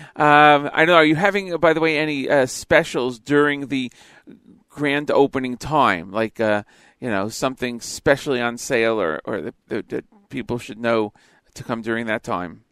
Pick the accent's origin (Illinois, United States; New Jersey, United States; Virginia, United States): New Jersey, United States; Elizabeth; I'm from Elizabeth, New Jersey